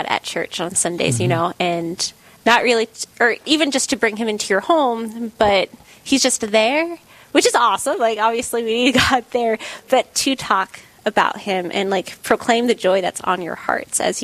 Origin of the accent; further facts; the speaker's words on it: South Carolina, United States; I'm from South Carolina